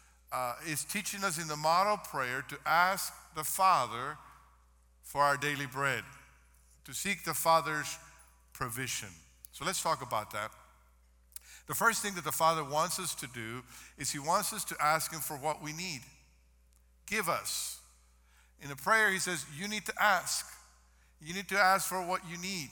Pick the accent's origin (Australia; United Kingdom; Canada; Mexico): Mexico; moved away; I grew up in Mexico